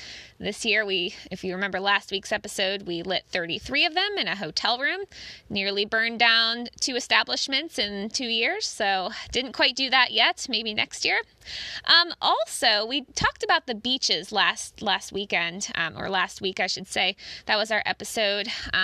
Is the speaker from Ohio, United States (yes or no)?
yes; Cincinnati, Ohio, United States; But us Cincinnatians, we're kind of used to it